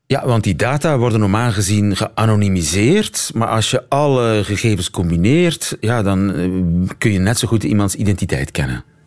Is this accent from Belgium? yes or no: yes; Belgium; als Belg